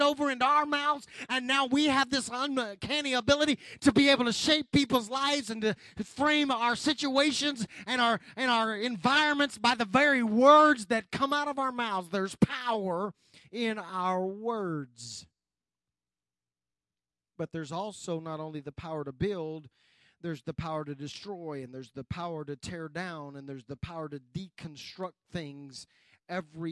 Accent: United States

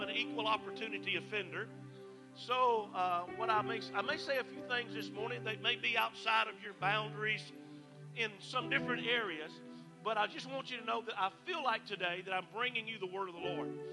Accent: Mississippi, United States; moved away; I'm originally from Mississippi

